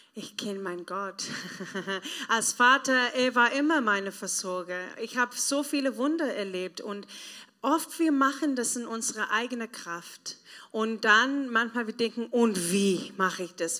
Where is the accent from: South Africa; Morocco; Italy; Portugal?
South Africa; German is a second language; moved away as an adult; now in Germany; ich komme aus Südafrika, das ist ähm, teilweise ein armes Land, dritte Welt. Und ähm, wenn ich jung war, mein Papa war gestorben, meine Mama war weg